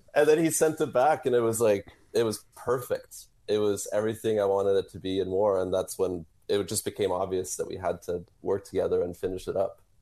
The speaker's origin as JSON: {"language": "English", "country": "Norway", "moved": "yes", "lives_now": "Phoenix, United States", "said": "I'm originally from Norway"}